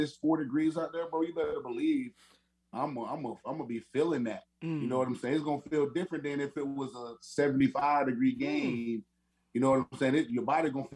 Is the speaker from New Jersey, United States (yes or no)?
no; Perry, Florida, United States; also born or lived in Madison, Florida; now in Arizona, United States; Born and raised in Perry, Florida. Well, born in Madison, but I only lived there. I only stayed there for like a week after I was born, and I lived born and raised in Perry, Florida.